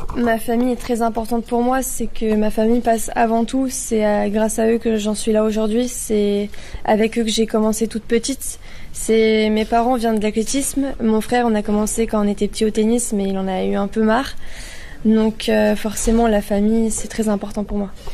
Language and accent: French; Lyon, Auvergne-Rhône-Alpes, France; now in Cannes, France; je suis lyonnaise, j'ai mes parents qui vivent à Lyon, moi je vis vers Cannes